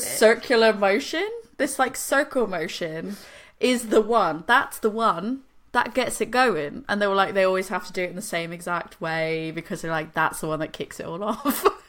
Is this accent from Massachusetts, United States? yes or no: yes; Boston, Massachusetts, United States; now in United Kingdom; I'm from Boston